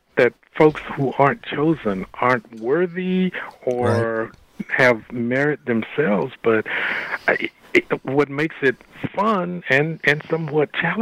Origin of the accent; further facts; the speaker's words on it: Texas, United States; I'm from Texas